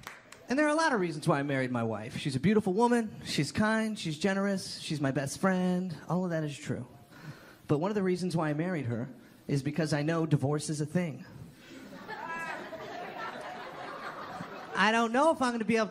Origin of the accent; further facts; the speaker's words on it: Toronto, Ontario, Canada; I'm from Toronto